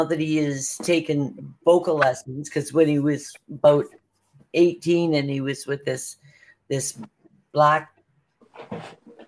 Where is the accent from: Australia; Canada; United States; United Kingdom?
Canada; I am Canadian